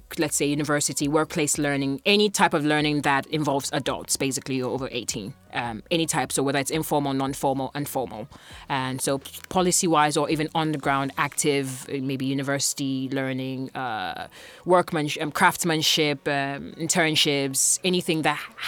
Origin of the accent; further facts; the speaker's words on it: Greater Accra, Ghana; moved away as an adult; now in Tallinn, Estonia; I'm from Ghana, as you mentioned, from the Greater Accra region.